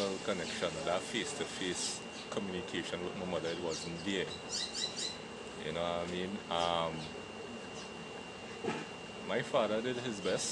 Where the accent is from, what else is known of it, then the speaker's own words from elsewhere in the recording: Port of Spain, Trinidad & Tobago; I grew up in Laventil, Wharton Street. Went to school in Woodbrook, Newton Boys RC School. I had some family in Woodbrook. I grew up there